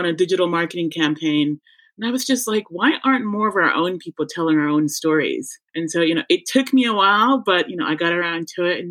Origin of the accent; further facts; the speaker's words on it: Boston, Massachusetts, United States; moved away as an adult; also born or lived in Montserrat / Ann Arbor, Michigan / Chicago; now in London, United Kingdom; I grew up in Boston